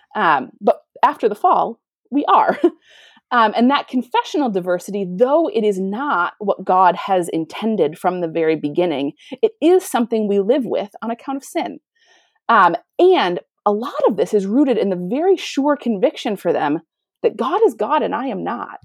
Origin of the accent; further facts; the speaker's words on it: United States; moved away as an adult; also born or lived in Europe; now in Canada; I am American, but I have not lived in America for many years